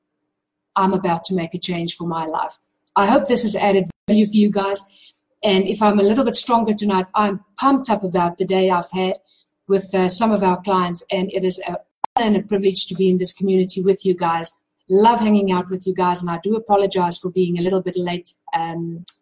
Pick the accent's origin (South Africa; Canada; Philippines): South Africa; I'm from South Africa